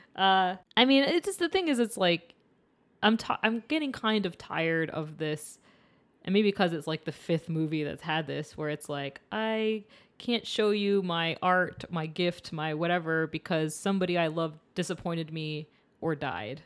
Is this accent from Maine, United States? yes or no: yes; Maine, United States; I'm from Maine, so it's very cold and dark